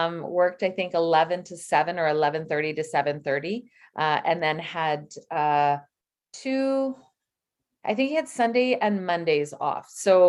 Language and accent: English; British Columbia, Canada; born there; I was born in British Columbia.